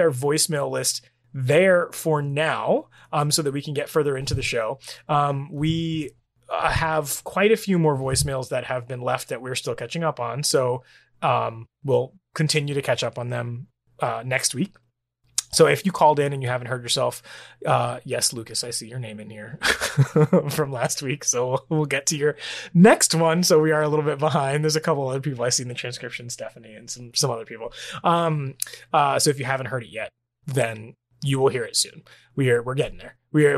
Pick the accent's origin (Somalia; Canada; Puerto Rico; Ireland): Puerto Rico; I'm from Puerto Rico. I can't speak Spanish as fluently as you are now speaking English